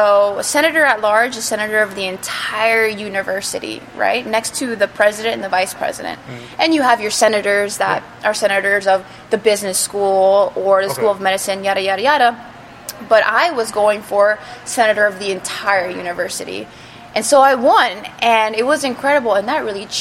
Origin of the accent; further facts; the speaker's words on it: Miami, Florida, United States; also born or lived in Italy; I was born in Italy, and I was raised in Miami, Florida